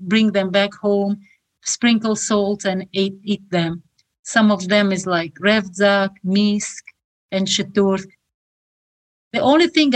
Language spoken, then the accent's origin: English; Khorog, Gorno-Badakhshan, Tajikistan; English is a second language; moved away as an adult; now in United States; I was born in Horog, it's a small city in Tajikistan, and I was born in the context of Soviet Union.